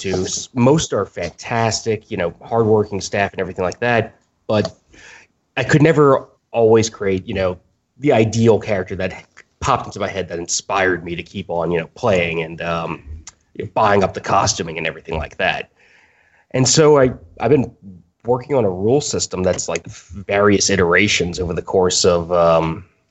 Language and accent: English; New Orleans, Louisiana, United States; moved away as an adult; now in Boston, United States; I was born and raised in New Orleans